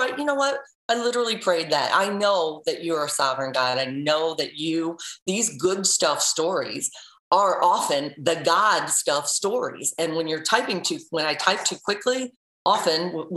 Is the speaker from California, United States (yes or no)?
no; St. Louis, Missouri, United States; now in Cleveland, United States; I'm originally from St. Louis.